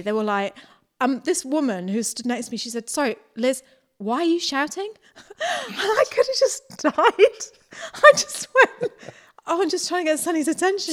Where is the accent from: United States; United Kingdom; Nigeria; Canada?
United Kingdom; the north of England; moved away as an adult; now in New Zealand; we're from the north of England, both born in the north of England